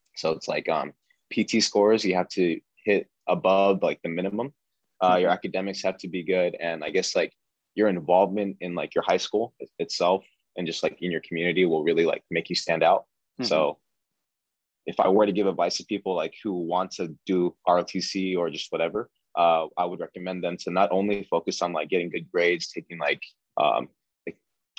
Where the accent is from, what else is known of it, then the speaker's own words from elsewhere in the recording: Sasebo, Nagasaki, Japan; also born or lived in Yokota, Japan; I was born in Yokota, Japan, but grew up in Sasebo, Japan.